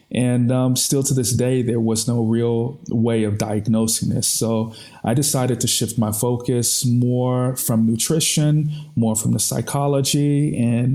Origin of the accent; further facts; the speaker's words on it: United States; moved away as an adult; now in Austria; as an American